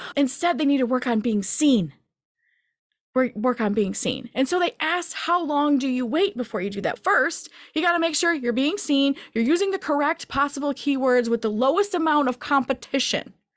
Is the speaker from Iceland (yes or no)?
no; Michigan, United States; I'm from the Midwest, Michigan area